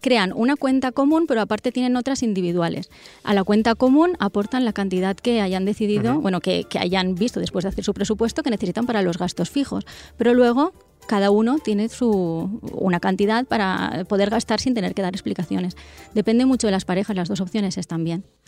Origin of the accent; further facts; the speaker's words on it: northern Castellón, Valencian Community, Spain; soy del norte de Castellón